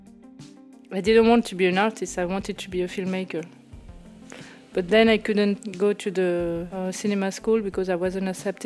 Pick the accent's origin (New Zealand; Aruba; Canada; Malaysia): Aruba; Oranjestad; now in Paris, France; I was born in Orangestad, Aruba. I live in Paris.